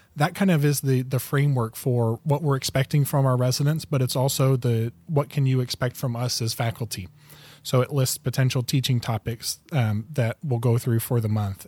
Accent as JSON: {"language": "English", "region": "northern Indiana", "country": "United States", "tie": "born or raised there", "moved": "yes", "lives_now": "Grand Rapids, Michigan, United States", "said": "I grew up in the Midwest, uh, grew up in northern Indiana"}